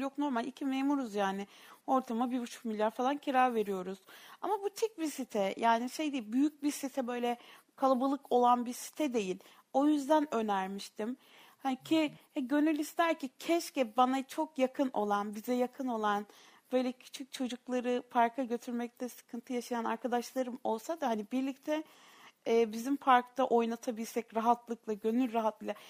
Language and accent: Turkish; Samsun, Turkey; moved away; bak ben Samsunluyum Meral Hanım, Samsunluyum